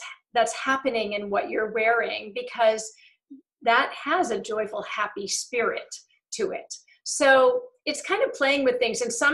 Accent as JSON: {"language": "English", "region": "England", "country": "United Kingdom", "said": "I'm also English."}